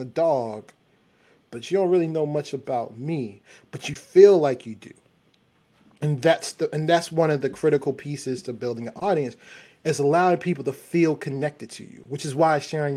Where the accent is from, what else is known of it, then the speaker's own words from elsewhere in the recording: Baltimore, Maryland, United States; I'm from Baltimore